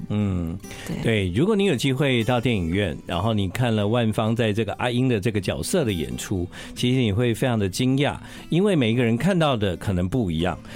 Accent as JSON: {"language": "Chinese", "country": "Taiwan", "tie": "born or raised there", "said": "我们在台湾长大的孩子"}